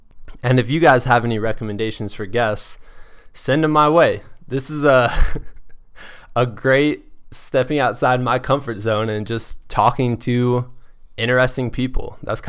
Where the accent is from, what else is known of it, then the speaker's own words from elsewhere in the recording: Muscatine, Iowa, United States; She is the only other ultra runner I know from my hometown of Muscatine, Iowa.